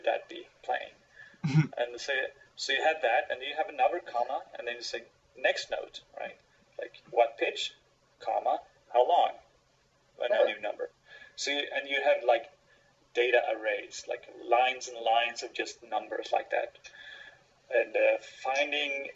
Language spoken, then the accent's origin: English; Sweden; I'm from Sweden